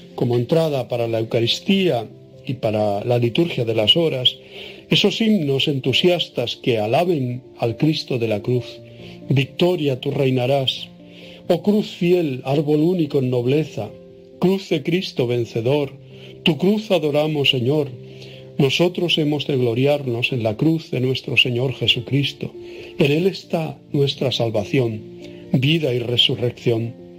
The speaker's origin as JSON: {"language": "Spanish", "area": "Tenerife", "region": "Canary Islands", "country": "Spain", "said": "en mi tierra, que se llama la capital Santa Cruz de Tenerife"}